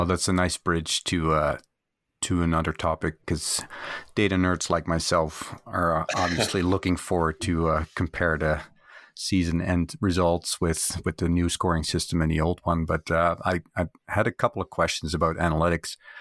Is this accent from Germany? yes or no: no; Canada; as a Canadian